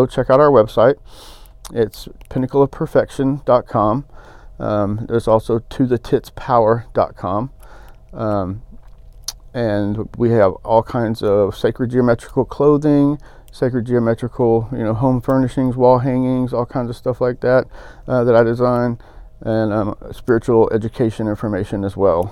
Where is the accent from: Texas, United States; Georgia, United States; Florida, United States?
Texas, United States; Pilot Point; also born or lived in Dallas, Texas; I grew up in Pilot Point, Texas, and in Dallas